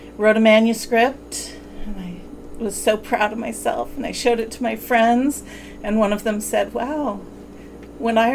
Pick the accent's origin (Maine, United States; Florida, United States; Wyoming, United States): Wyoming, United States; I grew up in Wyoming